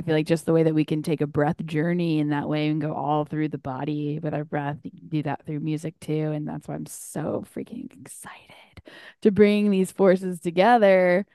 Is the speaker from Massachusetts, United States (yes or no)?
no; North Carolina, United States; now in Chicago, United States; back at home in North Carolina